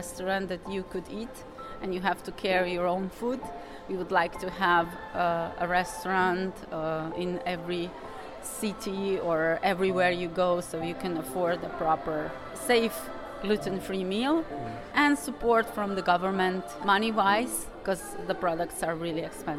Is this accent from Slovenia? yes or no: yes; Slovenia; English is a second language; I'm from Slovenia.